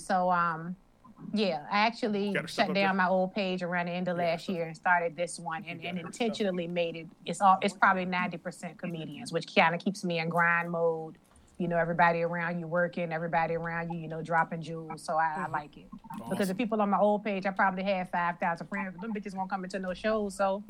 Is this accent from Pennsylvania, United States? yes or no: no; Richmond, Virginia, United States; also born or lived in New York; No, I'm from Richmond.